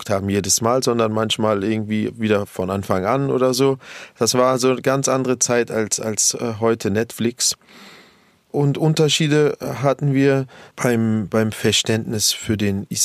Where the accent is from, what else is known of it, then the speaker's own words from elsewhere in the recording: Berlin, Germany; also born or lived in Kreuzberg; Aber meine ersten Jahrzehnte waren in Neukölln wenn man mich heute fragt, wo ich herkomme, so nach dem Motto, wo ich wohne oder wo ich lebe, sage ich immer auch reflexartig Neukölln.